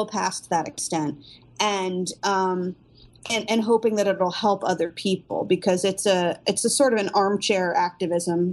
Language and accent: English; New Jersey, United States; moved away as an adult; also born or lived in North Carolina; I lived in New Jersey, and I applied as an out-of-state student